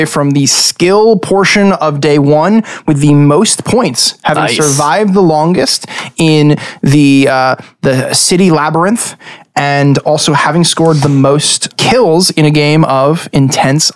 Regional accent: Long Island, New York, United States; we are five guys from Long Island

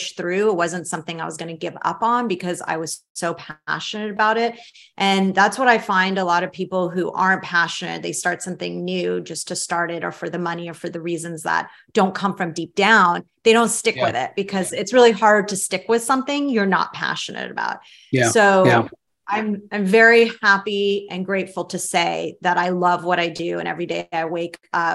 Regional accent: San Francisco, California, United States; also born or lived in Tehran, Iran; I grew up in San Francisco in the Bay Area

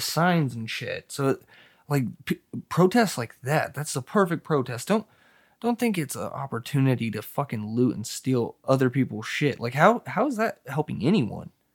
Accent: Hemet, California, United States; I'm from California

